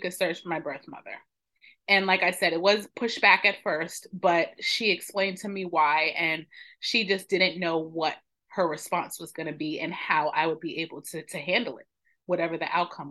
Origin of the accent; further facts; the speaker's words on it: New York, United States; now in Maryland, United States; I am originally from New York, born and raised. I am now living in Maryland